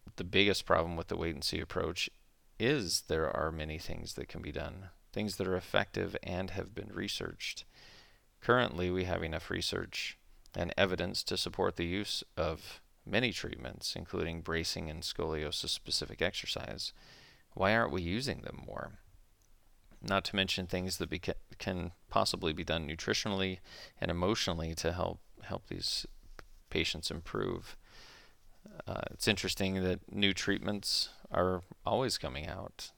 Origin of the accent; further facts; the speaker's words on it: Utah, United States; also born or lived in Flagstaff, Arizona; I grew up in Utah, where I still practice